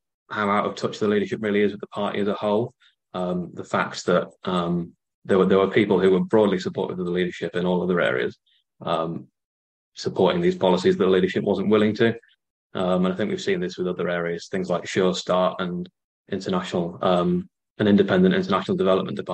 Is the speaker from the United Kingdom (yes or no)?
yes; Beverley, Yorkshire and the Humber, United Kingdom; I'm from Beverley